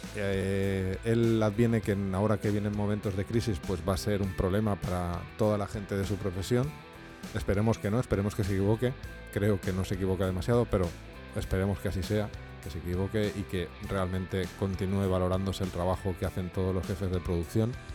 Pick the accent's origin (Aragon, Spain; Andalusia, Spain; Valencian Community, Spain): Valencian Community, Spain; Valencia; ahora está en mi tierra, en Valencia